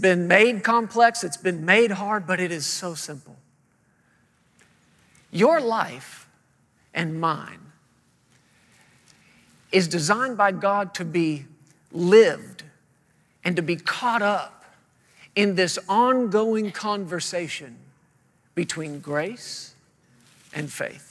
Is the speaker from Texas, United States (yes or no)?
yes; Fort Worth, Texas, United States; moved away as an adult; now in Woodland Park, Colorado, United States; we're originally from the Fort Worth, Texas area